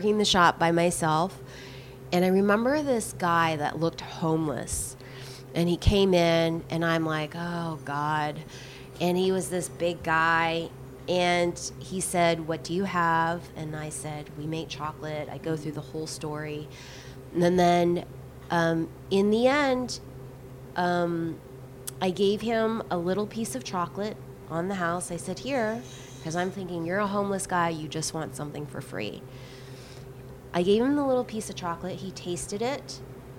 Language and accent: English; the Bible Belt, United States; now in Los Angeles, United States; I grew up in the Bible Belt.